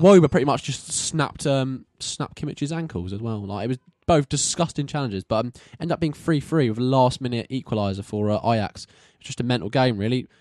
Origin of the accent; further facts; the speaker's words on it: England, United Kingdom; we're English boyos